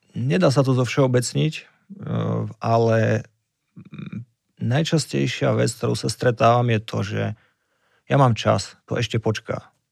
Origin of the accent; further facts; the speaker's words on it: Liptov, Žilina Region, Slovakia; u nás na Liptove